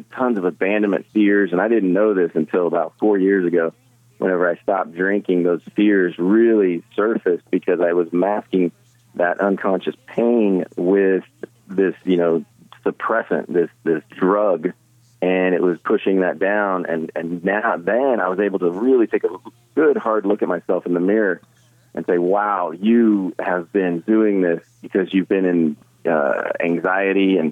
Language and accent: English; Midwest, United States; I grew up in the Midwest